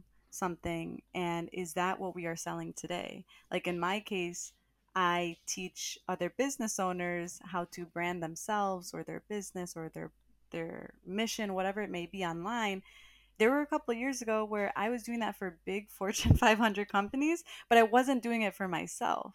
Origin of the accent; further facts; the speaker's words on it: Cleveland, Ohio, United States; moved away as an adult; also born or lived in Columbus, Ohio / New York City; I was from Ohio. So like I grew up in Ohio, but of course I'm Latina. My parents are Salvadoran and Honduran